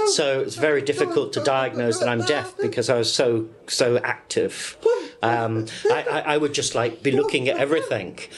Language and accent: English; Gibraltar; born there; I was born in Gibraltar